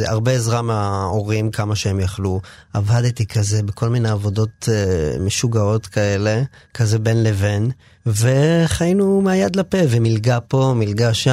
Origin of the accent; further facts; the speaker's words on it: Ma'ale Adumim, Judea and Samaria Area, Israel; אני גדלתי בבית שהוא היה בית אה, ימני, כאילו באופן כללי, לא, לא איזה אידיאולוגיה גדולה וזה, אבל זה היה זה היה הבונטון גם מסביב במעלה אדומים.